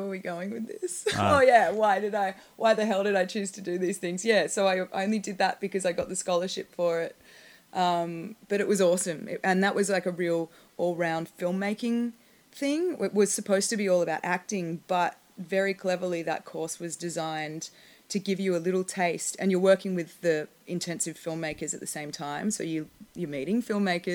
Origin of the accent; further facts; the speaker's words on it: Australia; moved away as an adult; now in Los Angeles, United States; as an Australian